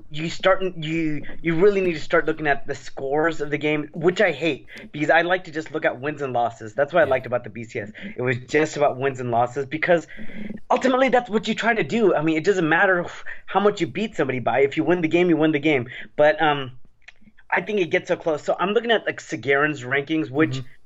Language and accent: English; San Jose, California, United States; I'm from San Jose, California